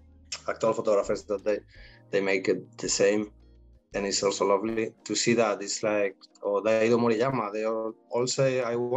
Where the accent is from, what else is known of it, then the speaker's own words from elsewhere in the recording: Spain; English is a second language; No, I come from Spain when the people is mostly shy, even though there's the rest of the world said, no, they're Spanish, flamenco, paella, oh, fiesta.